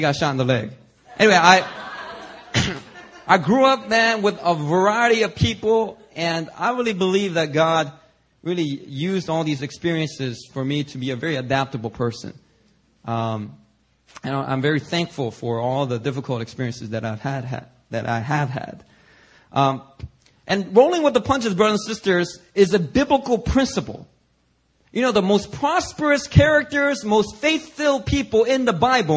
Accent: Philadelphia, Pennsylvania, United States; growing up in Philadelphia, I have a very diverse range of experiences with people of all ethnicities

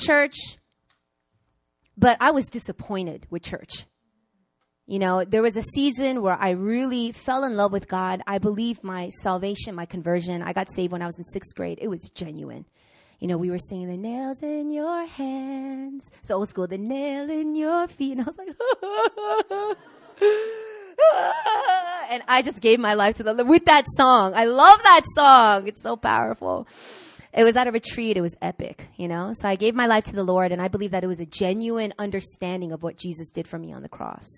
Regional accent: Long Island, New York, United States; moved away as an adult; also born or lived in Queens, New York; now in South Korea; I grew up in Long Island. I mean, I was born in Queens, but I grew up in Long Island

